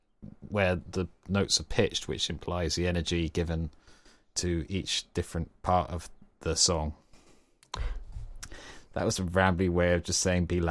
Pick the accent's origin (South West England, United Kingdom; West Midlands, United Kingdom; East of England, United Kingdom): South West England, United Kingdom; We're both Cornish, so it's fine.